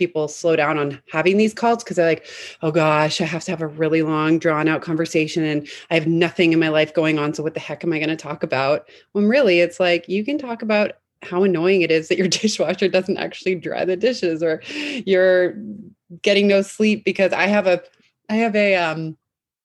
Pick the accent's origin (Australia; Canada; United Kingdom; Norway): Canada; Vancouver, British Columbia; now in San Francisco, United States; I'm from Vancouver, Canada originally